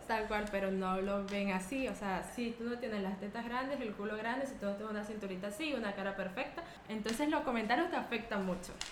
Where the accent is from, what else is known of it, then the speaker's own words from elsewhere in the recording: Chichiriviche de la Costa, La Guaira, Venezuela; moved away as an adult; also born or lived in La Esperanza, Carayaca, Venezuela; now in Spain; yo soy de un hermoso pueblo llamado Chichiriviches de la Costa, ubicado en el estado Vargas, Venezuela